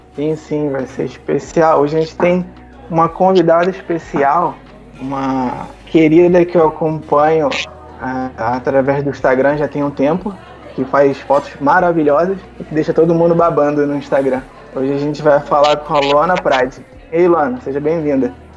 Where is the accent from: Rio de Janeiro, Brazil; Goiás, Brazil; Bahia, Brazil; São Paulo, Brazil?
Rio de Janeiro, Brazil; eu sou do Rio de Janeiro